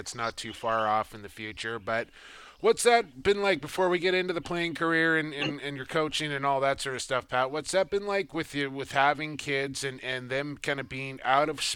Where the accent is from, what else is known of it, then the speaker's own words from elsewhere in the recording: Coquitlam, British Columbia, Canada; Right here in my hometown of Coquitlam, British Columbia